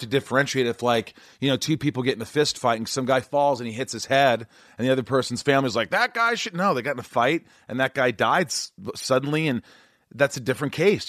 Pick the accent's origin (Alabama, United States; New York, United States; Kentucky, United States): New York, United States; I'm a New Yorker